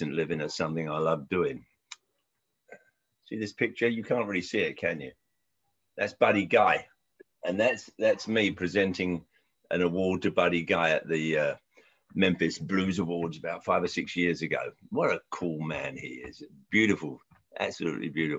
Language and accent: English; London, United Kingdom; moved away; I grew up in Southwest London and Central London.